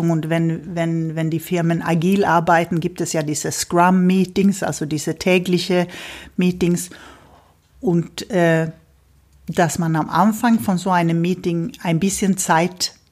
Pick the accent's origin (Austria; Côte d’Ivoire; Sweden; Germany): Sweden; Ich habe ja als Schwedin auch meine schwedische mhm. Schulverein, wo wir uns, wo wir unsere Feste feiern, unsere Kinder äh, dazu, also helfen, zweisprachig zu werden